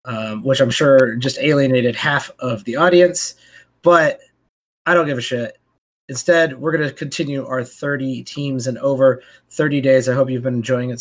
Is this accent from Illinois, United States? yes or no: yes; Chicago, Illinois, United States; I was from Chicago